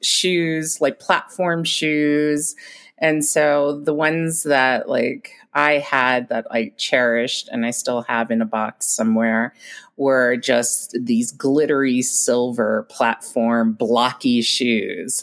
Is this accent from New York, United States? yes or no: yes; New York City, New York, United States; also born or lived in Long Island, New York; now in Mammoth Lakes, United States; I was born in New York, started off in the Bronx.